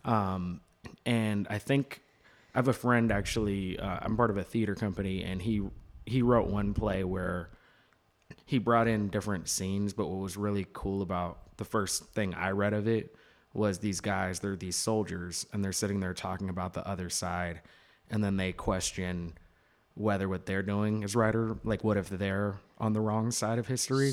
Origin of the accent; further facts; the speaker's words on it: Seattle, Washington, United States; I'm from Seattle